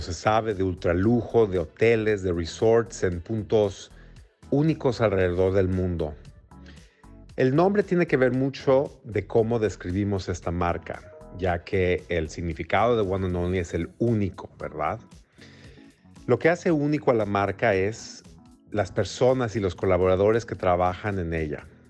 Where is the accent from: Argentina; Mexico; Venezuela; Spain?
Mexico; Mexico City; moved away as an adult; also born or lived in Houston, United States; now in New York, United States; soy mexicano, nací y crecí en la Ciudad de México.